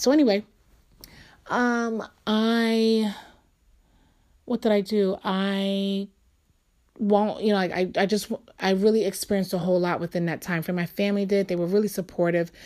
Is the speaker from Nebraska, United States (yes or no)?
no; New York City, New York, United States; I'm from New York. I was born and raised there